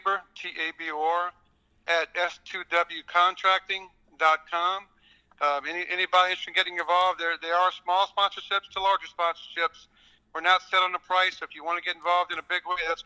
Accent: Louisiana, United States; moved away as an adult; also born or lived in East Texas; now in Midland, United States; I'm from Chippewa, Louisiana

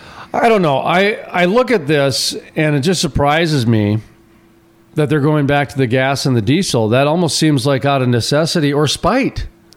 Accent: North Dakota, Minnesota, United States; I grew up in Minnesota, in North Dakota. And in Minnesota especially, we've got 10,000 lakes

